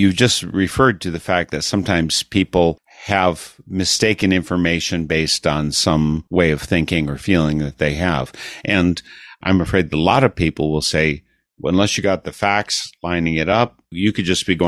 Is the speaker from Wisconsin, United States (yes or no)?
yes; Milwaukee, Wisconsin, United States; I'm from Milwaukee area.